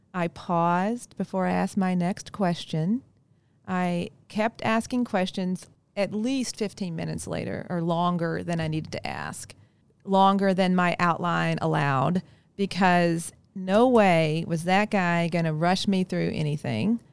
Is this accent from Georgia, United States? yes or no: no; Kentucky, United States; accent: hard I's; moved away; I grew up in Kentucky. That's why sometimes you'll hear the hard I's in my, in my speech